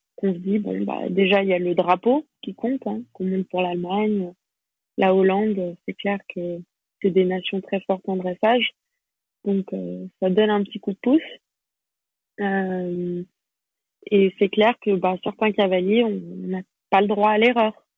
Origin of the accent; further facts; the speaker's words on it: Geneva, Switzerland; first language French; also born or lived in Paris, France; Et donc après j'ai grandi à Genève